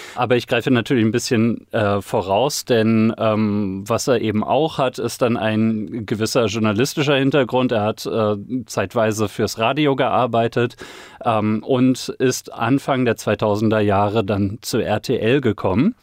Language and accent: German; Sauerland, North Rhine-Westphalia, Germany; ich komme aus dem Sauerland, Woll